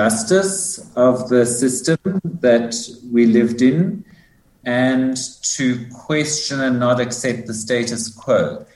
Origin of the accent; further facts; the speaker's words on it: Johannesburg, Gauteng, South Africa; accent: South African; moved away as an adult; now in United States; I was born in 1965 in Johannesburg, so kind of in the height of apartheid, really.